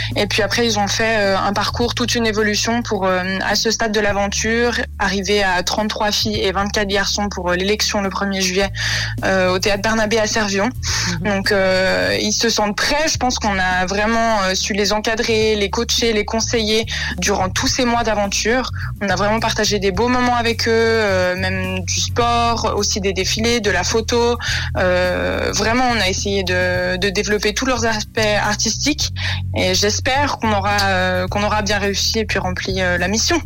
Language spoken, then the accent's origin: French; Vaud, Switzerland; je viens du canton de Vaud